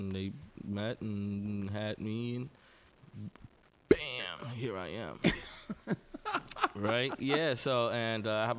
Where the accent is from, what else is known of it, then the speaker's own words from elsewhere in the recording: New York City, New York, United States; I'm born and raised in New York City.